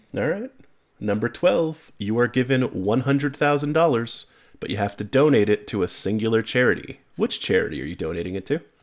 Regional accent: New York, United States; I'm also from New York

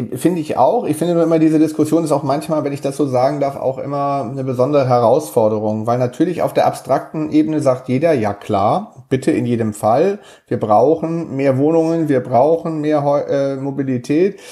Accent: Hamburg, Germany; als Hamburger

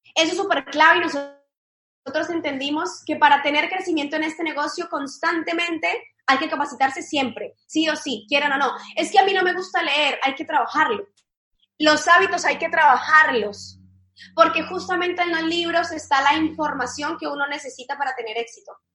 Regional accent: Cali, Valle del Cauca, Colombia; moved away as an adult; now in Argentina; yo soy de Cali, de la ciudad de Cali, de Colombia

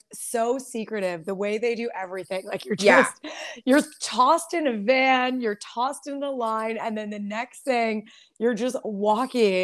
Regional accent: Windsor, Ontario, Canada; I'm from the South, such a small town. Yeah. Windsor and Essex County

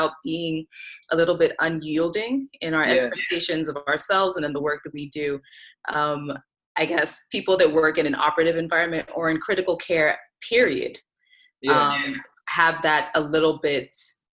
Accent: Reno, Nevada, United States; also born or lived in Lagos, Nigeria; I moved to Reno, Nevada when I was 4 years old

